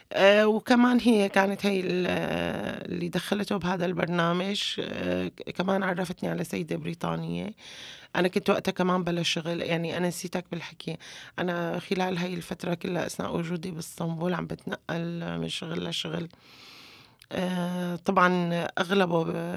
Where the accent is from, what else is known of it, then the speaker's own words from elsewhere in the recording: Homs, Homs Governorate, Syria; moved away as an adult; now in Istanbul, Turkey; لما طلعت من من حمص تحديدا من الوعر